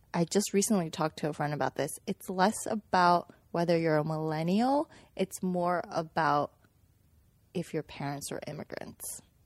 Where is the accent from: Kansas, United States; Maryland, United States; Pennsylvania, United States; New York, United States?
Kansas, United States; Manhattan; also born or lived in Xi'an, China; I came from Xi'an when I was six years old, and we lived in Kansas